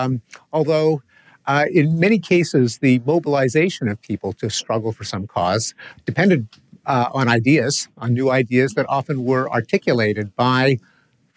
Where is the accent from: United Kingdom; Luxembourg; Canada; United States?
Canada; I come from Canada.